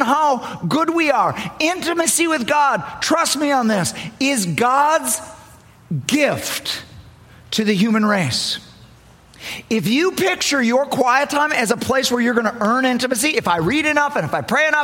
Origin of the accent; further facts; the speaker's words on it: Milton, Wisconsin, United States; We're from Milton, Wisconsin